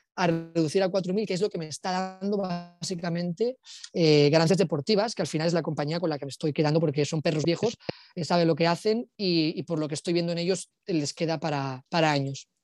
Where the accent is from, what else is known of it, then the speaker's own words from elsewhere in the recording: Alicante, Valencian Community, Spain; moved away as an adult; also born or lived in Barcelona; now in Bali, Indonesia; nos mudamos aquí de Barcelona, nos mudamos a Alicante y a partir de mis 9, 10 años